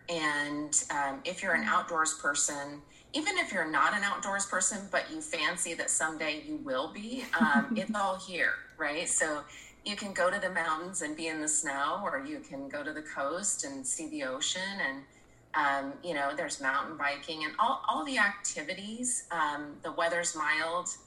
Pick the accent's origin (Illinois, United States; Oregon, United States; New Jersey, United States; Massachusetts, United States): Oregon, United States; moved away as an adult; I was born and raised here in Oregon